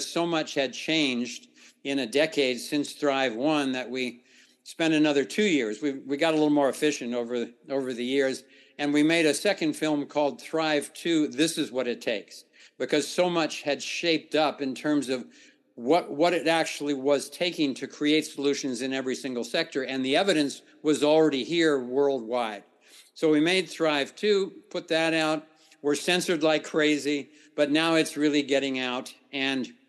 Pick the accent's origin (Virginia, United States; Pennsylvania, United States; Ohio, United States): Ohio, United States; I grew up in the Midwest in Ohio